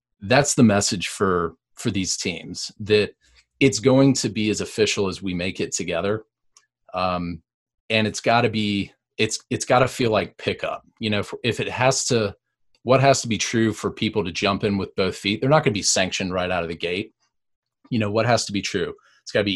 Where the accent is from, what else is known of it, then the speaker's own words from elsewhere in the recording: Raleigh, North Carolina, United States; I grew up in Raleigh